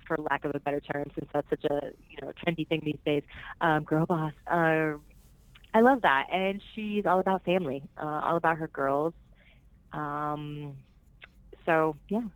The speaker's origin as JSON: {"language": "English", "town": "Orlando", "region": "Florida", "country": "United States", "tie": "born or raised there", "also_born_or_lived": "Puerto Rico / Miami, Florida", "first_language": "Spanish", "second_language": "English", "said": "I was born in Puerto Rico, um, and I was raised in Orlando, Florida"}